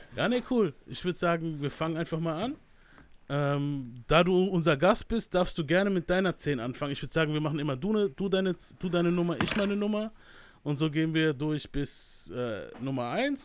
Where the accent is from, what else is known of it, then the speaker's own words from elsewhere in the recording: Germany; Ich bin aus der Nähe von Mannheim